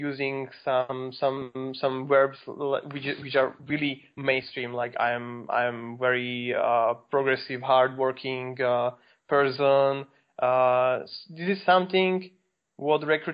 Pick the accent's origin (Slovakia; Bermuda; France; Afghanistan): Slovakia; I'm from Slovakia, and basically I'm now in Bratislava, which is the capital of Slovakia.